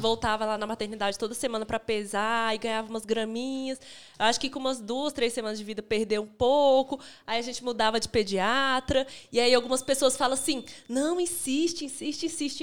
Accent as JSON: {"language": "Portuguese", "town": "Brasília", "region": "Federal District", "country": "Brazil", "moved": "as an adult", "lives_now": "Belo Horizonte, Brazil", "said": "eu sou de Brasília, né? Vim morar aqui porque meu marido já morava"}